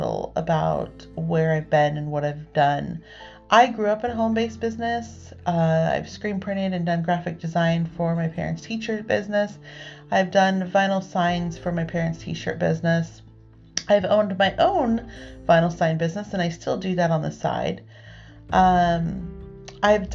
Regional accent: Northern California, United States; lives in Northern California. I've been here my entire life. I've lived within 4 hours of my hometown my entire life.

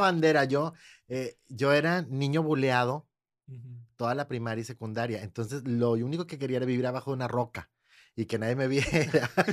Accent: San Nicolás de los Garza, Nuevo León, Mexico; also born or lived in Monterrey; yo, yo crecí en San Nicolás

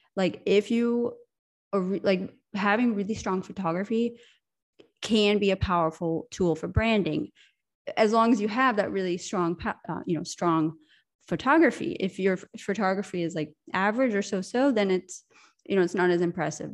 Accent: United States; moved away as an adult; now in Europe; I'm American, I'm from America, but I live in Europe, and I moved here ten years ago

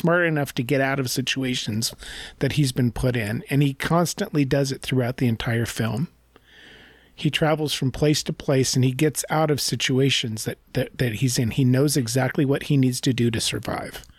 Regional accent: United States; I'm an American who went to college and took an entire year's worth of a foreign language

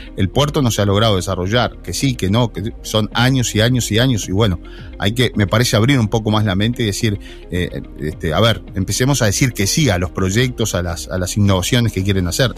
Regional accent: La Paloma, Rocha, Uruguay; yo nací en La Paloma

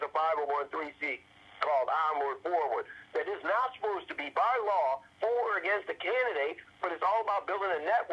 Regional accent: Illinois, United States; growing up in Illinois.

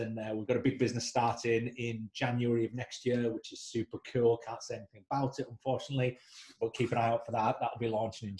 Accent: United Kingdom; moved away; also born or lived in Leeds / London; worked back up north in my hometown

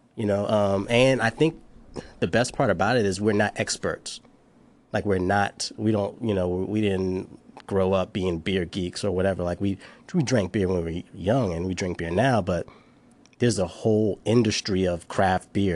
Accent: Charleston, South Carolina, United States; moved away as an adult; now in Washington, D.C., United States; from Charleston, South Carolina

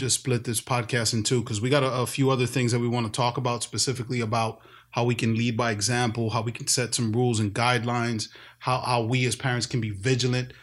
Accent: New York, United States; also born or lived in Bronx, New York; I grew up in New York. I grew up in Washington Heights, North Harlem. I lived in the Bronx

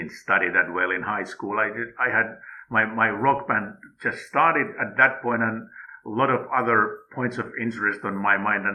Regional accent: Finland; moved away as an adult; now in Qatar; my home country

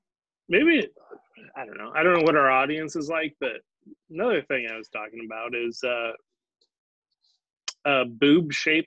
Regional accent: Pilot Rock, Oregon, United States; moved away; also born or lived in New York; I'm from Pilot Rock.

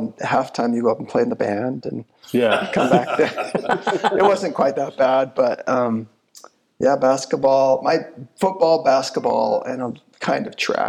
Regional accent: Coalville, Utah, United States; also born or lived in Michigan; I grew up in Colville, which is, near Park City, but it's not Park City at all.

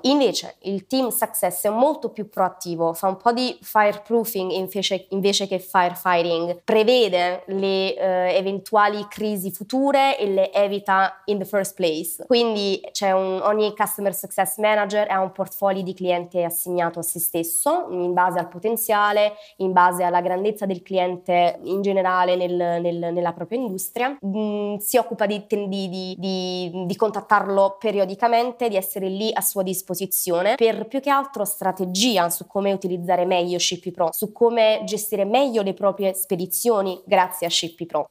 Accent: Southern Italy, Italy; moved away as an adult; also born or lived in Rome, Italy / Australia / Ireland; now in Brussels, Belgium; Io sono nata in Italia, sono nata al sud, ho lasciato la città natale abbastanza presto, mi sono spostata a Roma

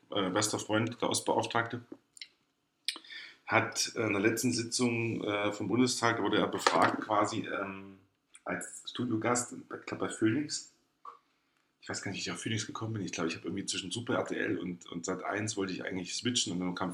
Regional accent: East Germany, Germany; habe ich überhaupt einen Einfluss darauf als ostdeutscher Bürger?

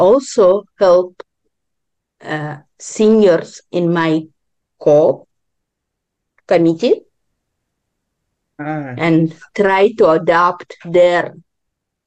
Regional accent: Israel; also born or lived in Ukraine; now in Vancouver, Canada; I was born in Ukraine, grew up in Israel. Now I'm living in Canada, Vancouver

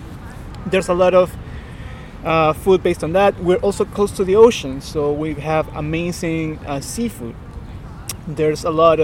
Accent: Piura, Peru; English is a second language; also born or lived in Lima / Arequipa / Tacna; I grew up in part in Piura. I moved to Lima. I moved to Arequipa in the south, Tacna in the border with Chile. So I grew up in different cities. My family is a combination of different parts of the country.

